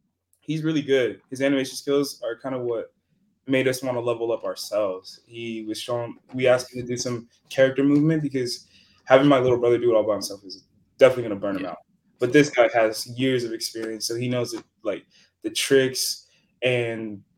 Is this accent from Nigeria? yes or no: yes; Nigeria; now in United States; I'm Nigerian too